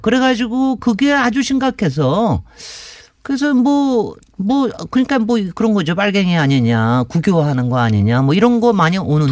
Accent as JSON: {"language": "Korean", "region": "Seoul", "country": "South Korea", "tie": "born or raised there", "said": "제가 이제 어렸을 때 사대문 안에 당연히 살았으니까"}